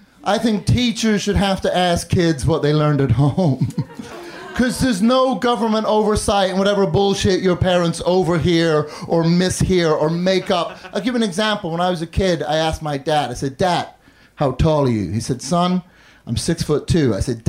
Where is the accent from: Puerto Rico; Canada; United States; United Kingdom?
United Kingdom; Northern Ireland; also born or lived in London; I grew up in the north of Ireland and London, which is why now I have this dumb fucking accent.